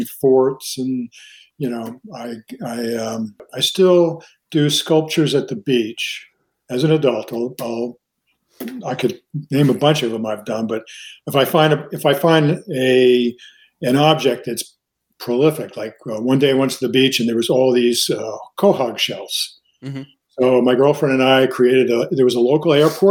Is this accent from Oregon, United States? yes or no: no; Long Island, New York, United States; born or raised there; also born or lived in New Rochelle, New York / Mount Vernon, New York